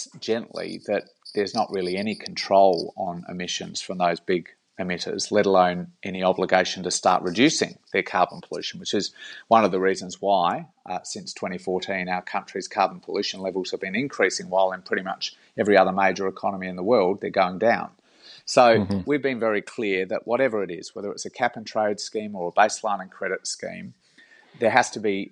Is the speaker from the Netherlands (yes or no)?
no; South Australia, Australia; I'm from South Australia